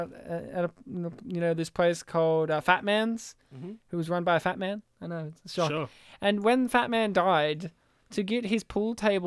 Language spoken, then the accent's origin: English; Kempsey, New South Wales, Australia; I grew up in Kempsey